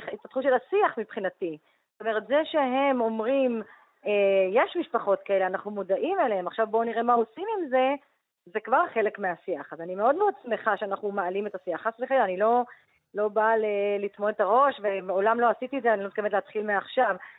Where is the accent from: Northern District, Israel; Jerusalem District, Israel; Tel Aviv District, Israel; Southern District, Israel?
Jerusalem District, Israel; Jerusalem; גדלתי במשפחה דתית, אורתודוקסית, אה, מרוקאית בירושלים